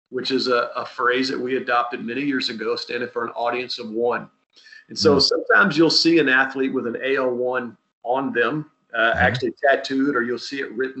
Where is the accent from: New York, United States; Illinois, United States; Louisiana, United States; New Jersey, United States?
Louisiana, United States; South; moved away as an adult; also born or lived in Southern California; I'm from a unique place